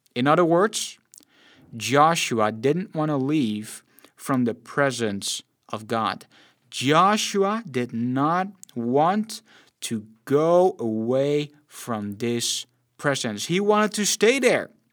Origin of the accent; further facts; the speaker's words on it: Netherlands; I'm born and raised in the Netherlands